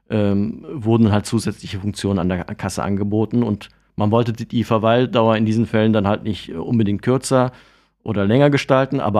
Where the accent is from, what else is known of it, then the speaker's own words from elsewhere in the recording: Cologne, North Rhine-Westphalia, Germany; Aus dem wunderschönen Fädel